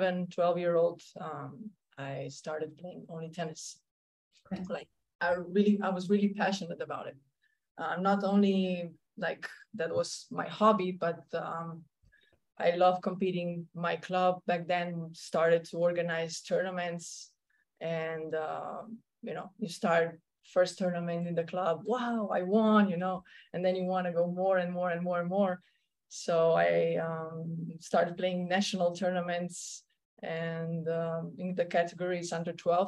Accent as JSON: {"language": "English", "country": "Slovenia", "also_born_or_lived": "Germany", "first_language": "Slovenian", "second_language": "English", "moved": "as an adult", "lives_now": "Punta Cana, Dominican Republic", "said": "I'm from Slovenia"}